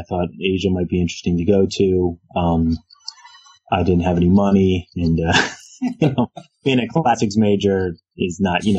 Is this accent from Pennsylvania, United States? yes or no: yes; Philadelphia, Pennsylvania, United States; I'm from Philadelphia. So I actually teach where I work. And so I came back to teach at the University of Pennsylvania, after leaving home after high school. So I teach a few blocks from where I grew up.